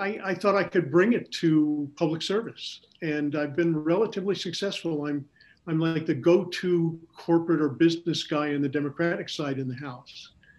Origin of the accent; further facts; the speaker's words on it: United States; moved away as an adult; also born or lived in New England; now in Illinois, United States; I grew up in New York and New England